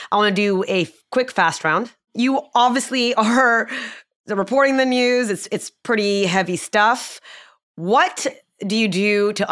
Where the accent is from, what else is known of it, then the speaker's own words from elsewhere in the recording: Houston, Texas, United States; I mean, I'm still I'm from Houston, so still th- those are my teams